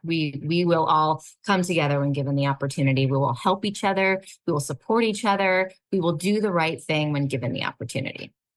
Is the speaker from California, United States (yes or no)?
yes; California Bay Area, United States; I grew up in the California Bay Area